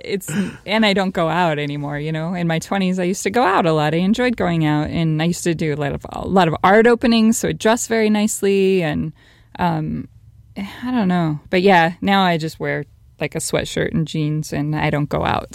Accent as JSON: {"language": "English", "town": "Las Vegas", "region": "Nevada", "country": "United States", "said": "being from Las Vegas"}